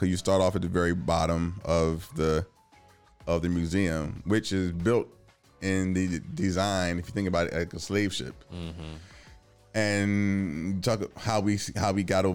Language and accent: English; Richmond, Virginia, United States; now in Washington, DC, United States; I'm from Richmond